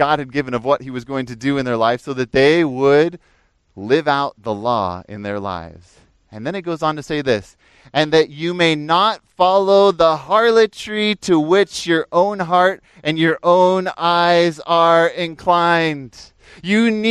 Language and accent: English; Fresno, California, United States; also born or lived in Pennsylvania; when I moved out here from Pennsylvania. I was about 10 years old and moved out here in the summer to live near Fresno, up in the foothills above Fresno